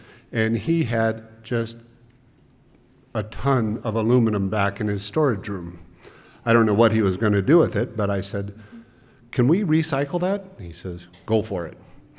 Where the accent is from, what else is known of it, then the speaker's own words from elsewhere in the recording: Homedale, Idaho, United States; Back then, I grew up in Homedale